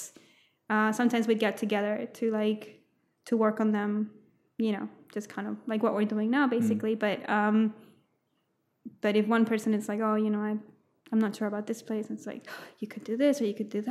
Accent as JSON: {"language": "English", "town": "Santiago", "region": "Santiago Metropolitan Region", "country": "Chile", "tie": "born or raised there", "also_born_or_lived": "South Florida, United States", "moved": "as an adult", "lives_now": "Brisbane, Australia", "said": "I'm originally from Chile, from Santiago, Chile, and my family, when I was 9 years old, we moved to America, to South Florida, and we lived there for 6 years before going back to Chile"}